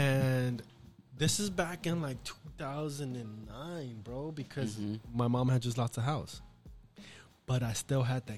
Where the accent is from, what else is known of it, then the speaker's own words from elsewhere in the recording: Inglewood, California, United States; moved away; also born or lived in Paramount; where I'm from in Inglewood